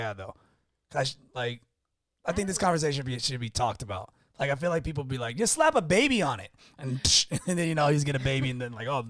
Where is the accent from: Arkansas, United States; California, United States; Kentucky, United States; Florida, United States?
Florida, United States; also born or lived in Texas; See, I consider myself a Floridian boy, even though I was born in Texas, but I never, you know, whatever, memory and being a military brat.